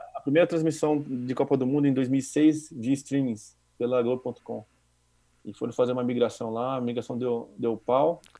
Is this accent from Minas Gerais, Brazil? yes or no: no; Campinas, São Paulo, Brazil; moved away as an adult; para quem é do interior, como eu era de Campinas